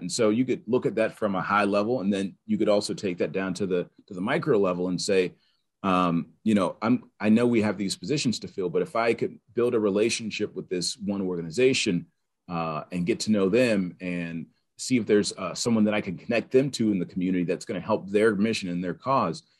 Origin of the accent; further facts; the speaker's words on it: Pittsburgh, Pennsylvania, United States; also born or lived in North Carolina; I'm from Pittsburgh. I grew up here